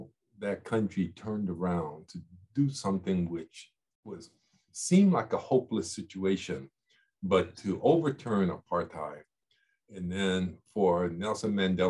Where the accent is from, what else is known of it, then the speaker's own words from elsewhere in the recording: Yokohama, Kanagawa, Japan; born there; I was born in Yokohama, as you mentioned. I was raised by my mother, who's Japanese, for the first part of my life.